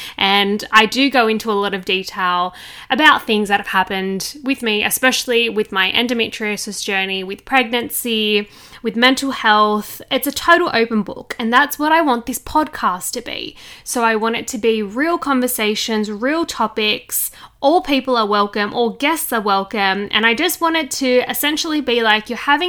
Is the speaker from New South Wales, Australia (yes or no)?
yes; Sydney, New South Wales, Australia; I'm 27 from Sydney, Australia.